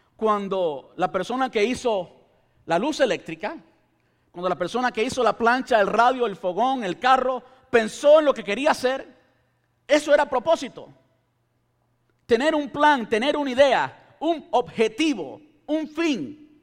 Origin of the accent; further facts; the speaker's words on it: Cuba; este cubano